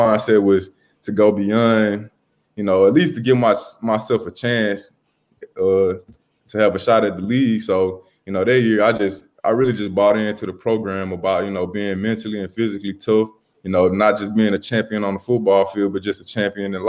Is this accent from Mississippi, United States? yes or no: yes; Mississippi, United States; growing up in Mississippi